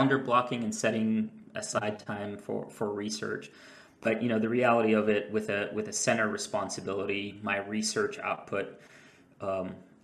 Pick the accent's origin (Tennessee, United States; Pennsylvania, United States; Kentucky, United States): Kentucky, United States; Louisville; also born or lived in Muscat, Oman; I grew up in Louisville, Kentucky